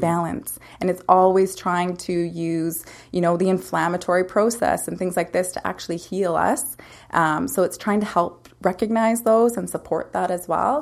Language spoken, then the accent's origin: English; Lumsden, Saskatchewan, Canada; moved away as an adult; also born or lived in Calgary / Vancouver; now in Peachland, Canada; growing up in a small town, uh, it was great. It was a lot of fun. Um, and it's uh, I'm from Lumsden, so it's about 20 minutes outside of Regina.